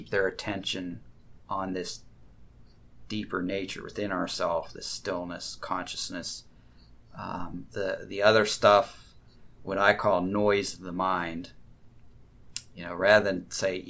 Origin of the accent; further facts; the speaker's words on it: United States; I grew up in the United States